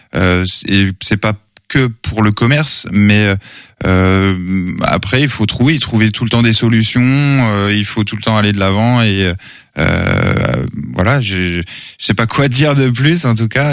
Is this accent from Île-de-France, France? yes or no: no; Angers, Pays de la Loire, France; natif d'Angers, toujours été sur Angers, enfin j'ai grandi sur Angers